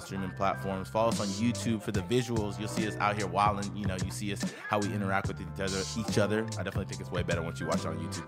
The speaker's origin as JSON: {"language": "English", "town": "Houston", "region": "Texas", "country": "United States", "tie": "born or raised there", "said": "I grew up in Houston, Texas"}